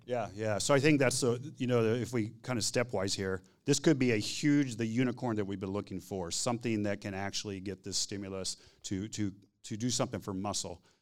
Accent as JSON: {"language": "English", "region": "Texas", "country": "United States", "said": "I'm from Texas"}